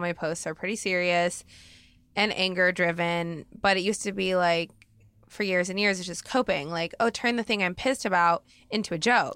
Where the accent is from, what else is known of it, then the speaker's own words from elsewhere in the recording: Oregon, United States; now in Los Angeles, United States; I grew up in Oregon, which is hella white